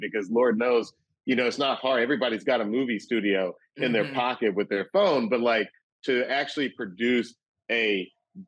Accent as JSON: {"language": "English", "town": "Atlanta", "region": "Georgia", "country": "United States", "tie": "born or raised there", "also_born_or_lived": "Athens, Georgia", "said": "I always say I'm from Atlanta for a reason. I never say, I grew up in Georgia."}